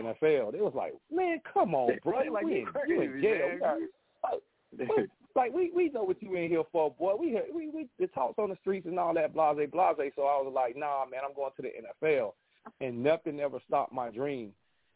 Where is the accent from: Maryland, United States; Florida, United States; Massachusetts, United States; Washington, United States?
Florida, United States; Jacksonville; I'm from Jacksonville, Florida